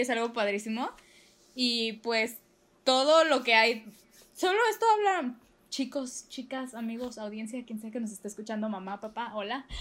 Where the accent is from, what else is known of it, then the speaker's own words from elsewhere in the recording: Mexico; somos mexicanas